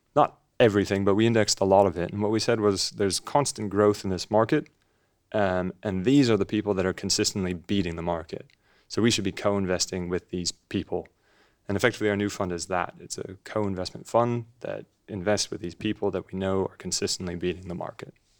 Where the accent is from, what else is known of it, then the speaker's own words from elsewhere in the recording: Los Angeles, California, United States; accent: funny; moved away as an adult; also born or lived in Edinburgh, United Kingdom; I grew up in Los Angeles